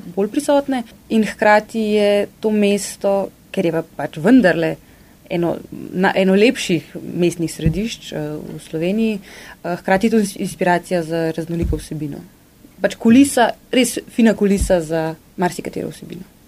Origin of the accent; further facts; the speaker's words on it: Ljubljana, Slovenia; Jaz sem sicer iz Ljubljane, se v kran vozim na delo